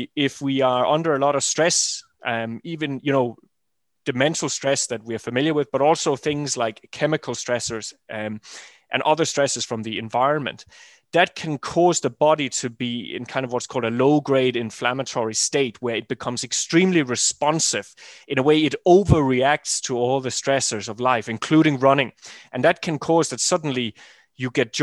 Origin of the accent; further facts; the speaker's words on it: Denmark; I'm from Jutland, north of Germany